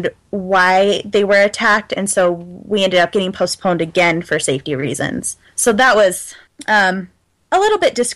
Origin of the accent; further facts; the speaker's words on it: United States; as an American